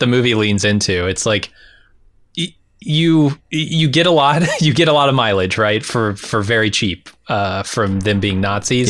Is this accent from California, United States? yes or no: yes; San Diego, California, United States; moved away; also born or lived in rural Indiana; I didn't grow up in rural Indiana. I grew up in San Diego, but I came to rural Indiana eventually